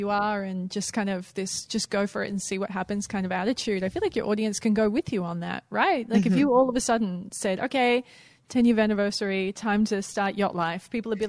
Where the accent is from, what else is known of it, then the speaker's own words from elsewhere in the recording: Australia; We're Australian. We're born swimmers.